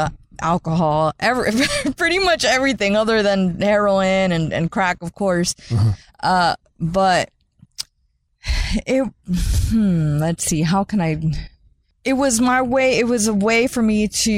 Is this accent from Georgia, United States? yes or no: no; St. Petersburg, Florida, United States; grew up and were born and raised in St. Petersburg by a single mother